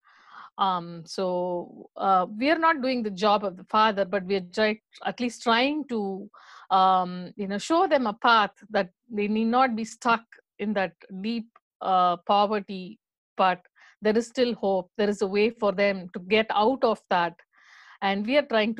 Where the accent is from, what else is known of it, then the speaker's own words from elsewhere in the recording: India; moved away; we are from India. So for us, our most emphasis is on education